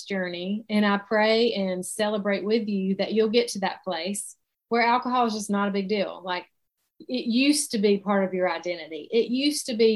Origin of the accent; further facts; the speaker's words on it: South Carolina, United States; accent: Southern; I live in South Carolina. So that is where my Southern accent comes from. And I've lived here my whole life